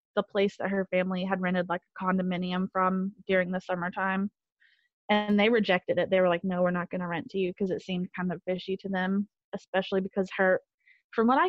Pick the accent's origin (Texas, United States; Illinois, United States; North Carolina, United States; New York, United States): North Carolina, United States; Sylva; I was born in Jackson County